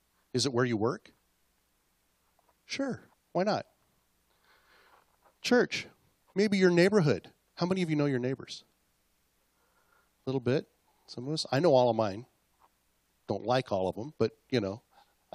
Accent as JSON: {"language": "English", "town": "Acme", "country": "United States", "tie": "born or raised there", "said": "I grew up in Mayberry, okay? Only it was called Acme, like on Bugs Bunny"}